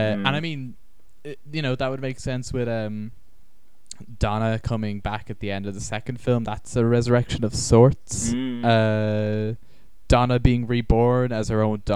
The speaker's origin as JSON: {"language": "English", "town": "Dublin", "region": "Leinster", "country": "Ireland", "tie": "born or raised there", "said": "I grew up very near Goatstown"}